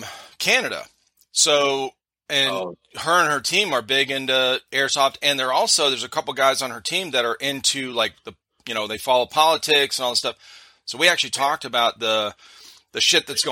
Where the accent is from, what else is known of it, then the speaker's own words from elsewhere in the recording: Cleveland, Ohio, United States; moved away as an adult; now in South Carolina, United States; I'm from Cleveland, Ohio. So Ohio State fan here